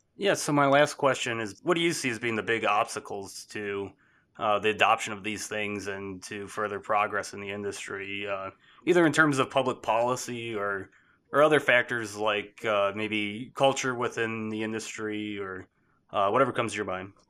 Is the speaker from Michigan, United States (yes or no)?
yes; Michigan, United States; moved away; my home state in Michigan